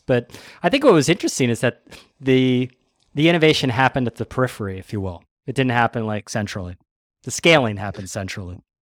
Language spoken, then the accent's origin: English; United States; being an American